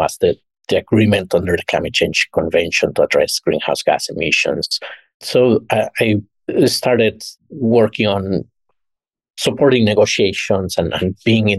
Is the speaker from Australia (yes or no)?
no; Mexico; moved away as an adult; also born or lived in New York; went back home, my home country in Mexico